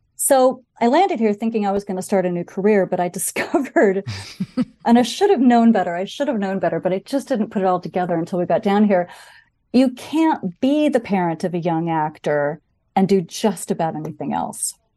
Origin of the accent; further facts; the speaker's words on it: Bainbridge Island, Washington, United States; also born or lived in Seattle; my family moved there, um, in the mid-sixties when I was, um, very young